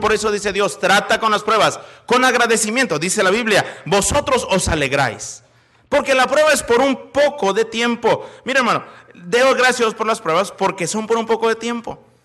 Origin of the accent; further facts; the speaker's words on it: Monterrey, Nuevo León, Mexico; also born or lived in Chicago, United States; now in Celaya, Mexico; Soy de Monterrey, en México.